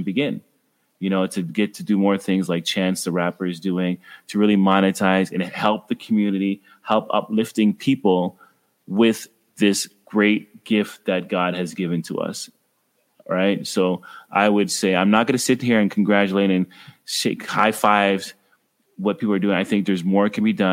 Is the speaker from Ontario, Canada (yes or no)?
yes; Ottawa, Ontario, Canada; I grew up in Ottawa, Ontario, Canada